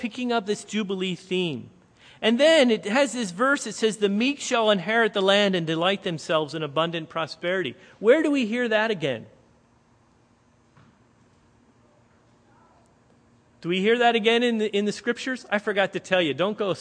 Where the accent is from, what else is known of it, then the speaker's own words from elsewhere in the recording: Lancaster County, Pennsylvania, United States; moved away; We're here in Lancaster County